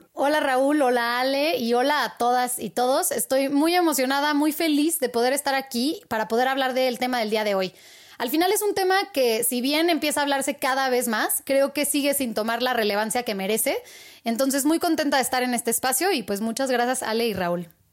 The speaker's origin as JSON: {"language": "Spanish", "country": "Mexico", "said": "como mexicanos"}